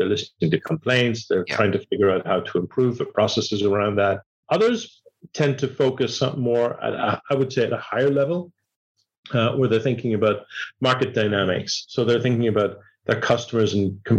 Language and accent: English; Ireland; moved away as an adult; also born or lived in Dublin, Ireland / Manchester, United Kingdom / London, United Kingdom / United States; I was born in Ireland 60 years ago. I was educated in Dublin, Manchester, London.